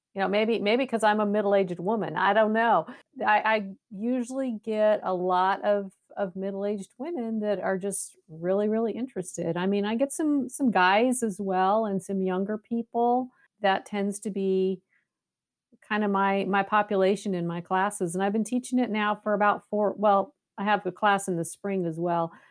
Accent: West Coast, United States; now in Waco, United States; I'm, I'm originally from the West

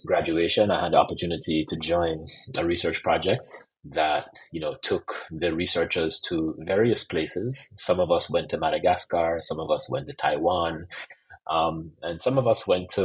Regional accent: Jamaica; I'm also Jamaican

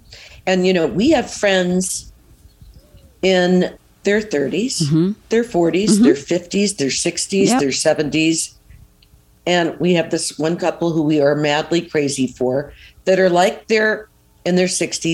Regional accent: New York, United States; now in California, United States; I was born in New York

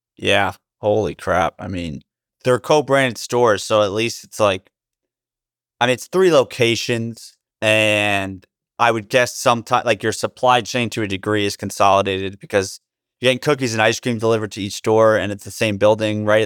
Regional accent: New Jersey, United States; I grew up in New Jersey

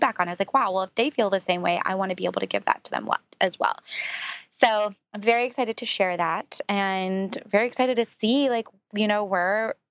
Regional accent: San Francisco, California, United States; being from San Francisco, I grew up around Silicon Valley

